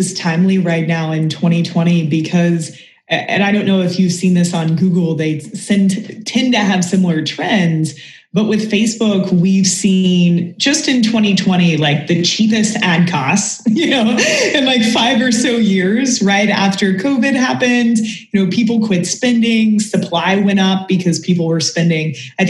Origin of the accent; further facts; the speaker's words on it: Kentucky, United States; You know, I'm from Kentucky and same thing. People are like, …, where'd your accent go?